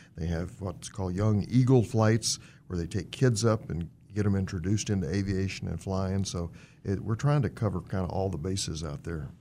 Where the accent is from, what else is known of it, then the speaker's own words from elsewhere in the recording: Fort Worth, Texas, United States; now in Wichita, United States; I was born and raised in Fort Worth, Texas.